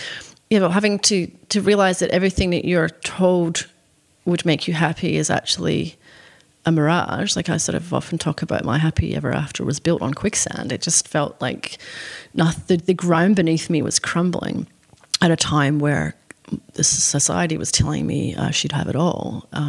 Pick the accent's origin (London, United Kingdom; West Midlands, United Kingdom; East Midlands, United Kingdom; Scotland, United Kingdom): Scotland, United Kingdom; It's all I'd ever wanted to do since I was a little girl growing up in Scotland, was to publish a book.